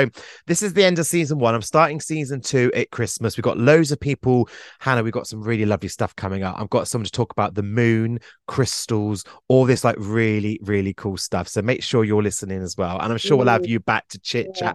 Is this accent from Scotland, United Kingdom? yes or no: no; Glastonbury, South West England, United Kingdom; I'm from Glastonbury.